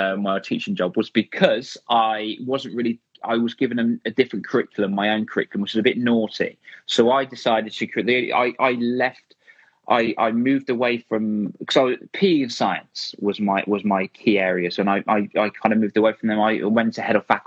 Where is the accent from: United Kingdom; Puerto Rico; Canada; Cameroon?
United Kingdom; Rugby, West Midlands; my hometown here in Rugby